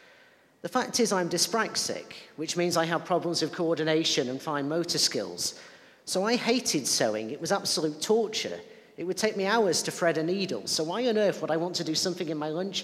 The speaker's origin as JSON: {"language": "English", "area": "Lancashire", "region": "North West England", "country": "United Kingdom", "tie": "born or raised there", "said": "I'm also from Lancashire. And while church wasn't part of my life as a youngster particularly, I also grew up in an area that was socially conservative"}